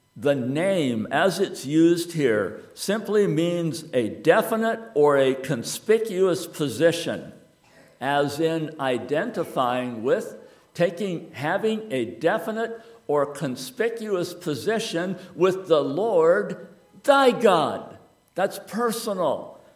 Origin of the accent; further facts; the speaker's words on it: United States; I am an American